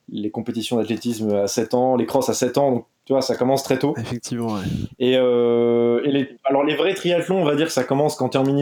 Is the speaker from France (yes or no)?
yes; Brittany, France; je suis triathlète, j'ai 27 ans l'âge des rockstars. Non, c'est l'âge des rockstars au il donc on va pas parler. Je suis breton, connu pour être euh, breton dans le monde du triathlon.